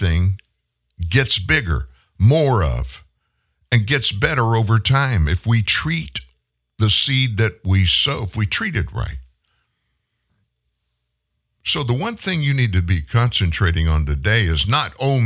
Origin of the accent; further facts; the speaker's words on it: South Louisiana, United States; I'm from South Louisiana, sugar cane, rice.